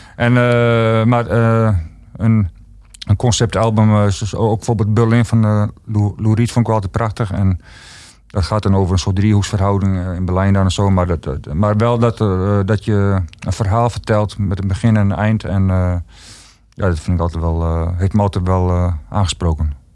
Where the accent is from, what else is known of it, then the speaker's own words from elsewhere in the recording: Ruisterveen, Friesland, Netherlands; ik kom zelf uit Ruisterveen en dat was vroeger een hele arme streek